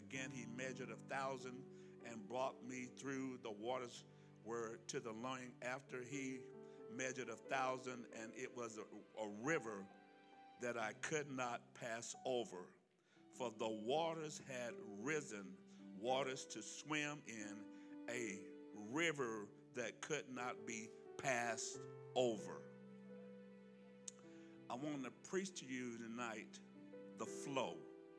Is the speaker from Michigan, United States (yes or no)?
no; Alabama, United States; now in California, United States; I'm almost getting southern again. I am from Alabama, you know, me and Forrest Gump. I've been in California because I'm westernized